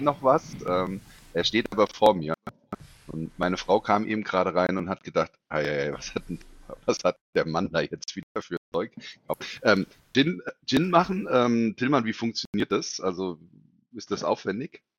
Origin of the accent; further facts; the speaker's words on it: Hesse, Germany; als Hesse